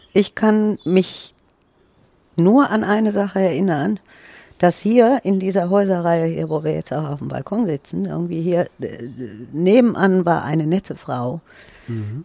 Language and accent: German; Düsseldorf, North Rhine-Westphalia, Germany; Ich bin in Düsseldorf geboren.